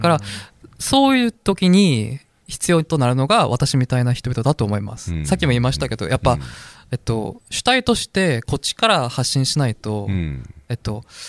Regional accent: South Korea; Japanese is a second language; moved away as an adult; now in Japan; 韓国の受験戦争って いうものに、まあなれなかったっていうかどうしてもそれには乗れなかった

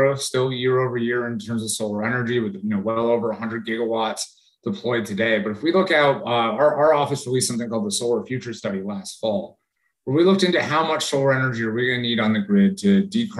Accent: Hartford, Connecticut, United States; I grew up in Connecticut outside Hartford

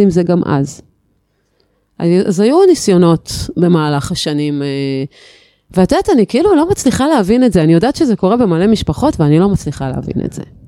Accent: Haifa, Haifa District, Israel; born or raised there; now in Atlit, Israel

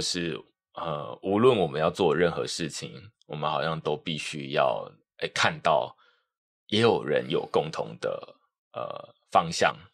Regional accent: Taiwan; 我们台湾人很习惯去看英文的内容

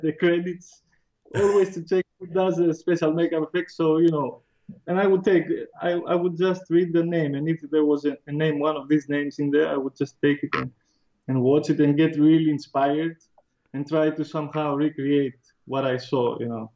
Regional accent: Athens, Attica, Greece; I grew up in Athens, uh, oh. which is the capital, and now in 2013 I moved out of Athens in the countryside

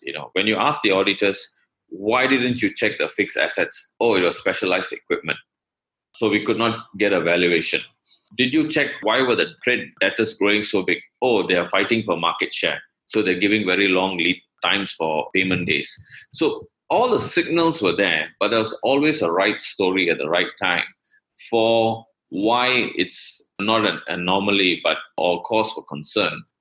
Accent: Malaysia; I'm from Malaysia

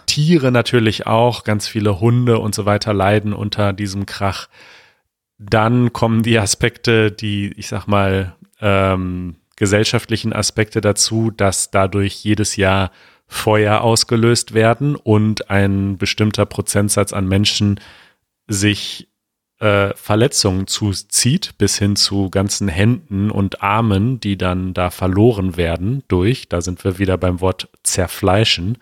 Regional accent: Berlin, Germany; vor allem als Berliner

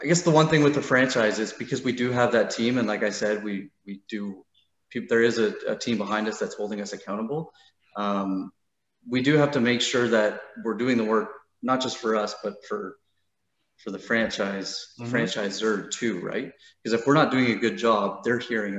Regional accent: Burlington, Ontario, Canada; I grew up in Burlington

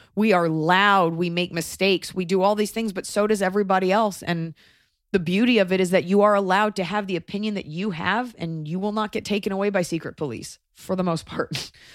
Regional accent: United States; I'm American

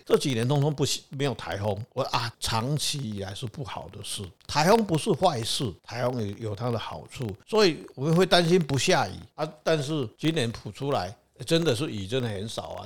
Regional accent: Taiwan; 我们台湾人

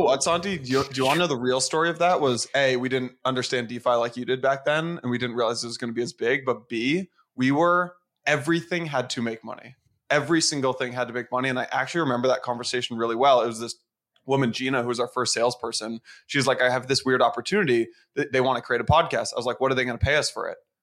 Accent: San Francisco, California, United States; moved away as an adult; also born or lived in Atlanta; now in New York, United States; I'm from San Francisco

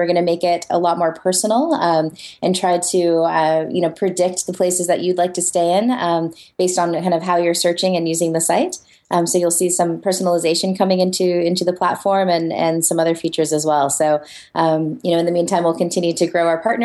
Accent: United States; as an American

